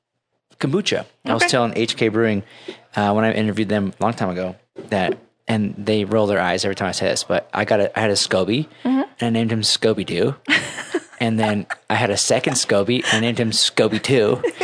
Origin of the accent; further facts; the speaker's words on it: Utah, United States; And I'm from Utah most of my life.